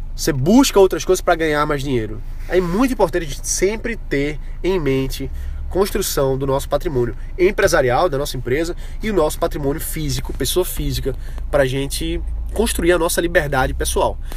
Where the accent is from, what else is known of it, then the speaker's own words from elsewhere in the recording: Brazil; nós, como brasileiros